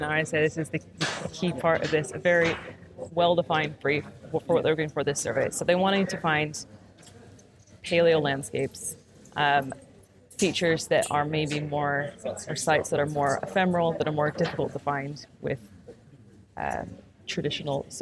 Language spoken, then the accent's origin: English; Minnesota, United States; now in Bradford, United Kingdom; I'm from Minnesota in the U.S., and it's not very far from the geographic center of North America